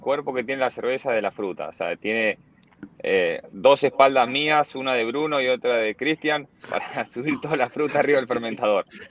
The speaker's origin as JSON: {"language": "Spanish", "town": "Bahía Blanca", "region": "Buenos Aires Province", "country": "Argentina", "moved": "as an adult", "lives_now": "Miami, United States", "said": "Bahía Blanca un día, que es mi ciudad, yo no soy de Buenos Aires, soy del, interior del país"}